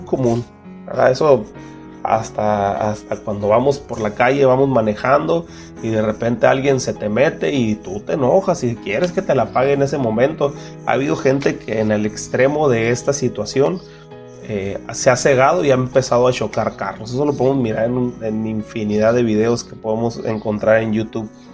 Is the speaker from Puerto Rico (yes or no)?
no; Mexico; nosotros como mexicanos